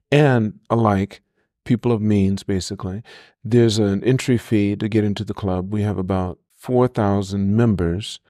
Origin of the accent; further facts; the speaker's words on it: Los Angeles, California, United States; Born and raised in L A at White Memorial Hospital, downtown L